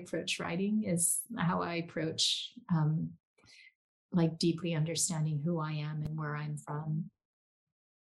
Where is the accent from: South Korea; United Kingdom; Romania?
South Korea; moved away; I grew up Korean in Korea